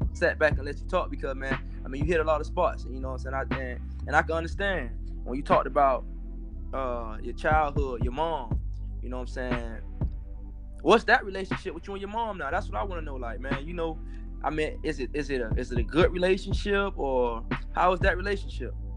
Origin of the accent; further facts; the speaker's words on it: Miami, Florida, United States; I'm from the area in Miami called Liberty City